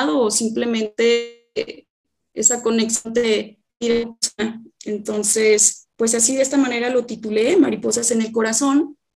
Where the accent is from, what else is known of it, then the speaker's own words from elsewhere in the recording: Atotonilco el Alto, Jalisco, Mexico; also born or lived in Guadalajara; yo soy originaria de Atotonilco el Alto, en donde actualmente estoy radicando. Este, estuve viviendo en Guadalajara algunos años para estudiar licenciatura en Administración de Empresas